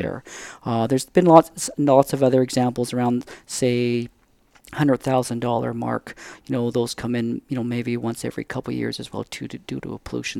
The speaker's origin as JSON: {"language": "English", "town": "Surrey", "region": "British Columbia", "country": "Canada", "tie": "born or raised there", "said": "I grew up just in the Lower Mainland there, just outside, you know, in, in Surrey"}